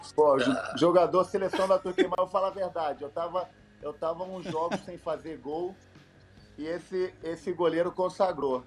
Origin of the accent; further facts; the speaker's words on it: Brazil; moved away; also born or lived in Germany; eu nasci no Brasil